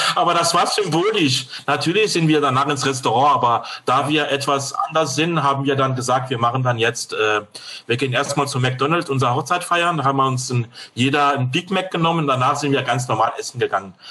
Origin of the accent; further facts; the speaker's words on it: France; German is a second language; moved away as an adult; now in Germany; gebürtiger Franzose, lebe seit 1984 in Deutschland